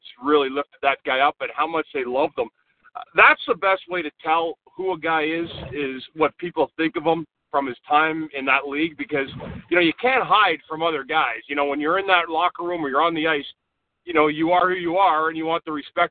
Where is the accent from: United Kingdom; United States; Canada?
Canada; Ottawa, Ontario; I'm from Ottawa